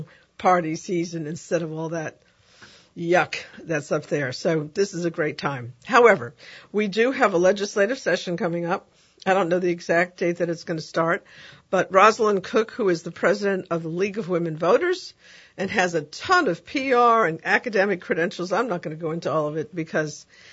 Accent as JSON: {"language": "English", "region": "New York", "country": "United States", "tie": "born or raised there", "moved": "yes", "lives_now": "New Orleans, United States", "said": "my hometown of New York"}